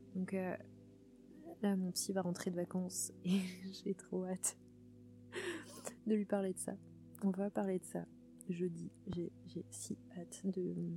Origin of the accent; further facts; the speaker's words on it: southern Vendée, Pays de la Loire, France; moved away; je suis dans le Marais Poitevin, sud Vendée. Et, et là, je suis vraiment chez moi, chez moi, quoi. Là où j'ai grandi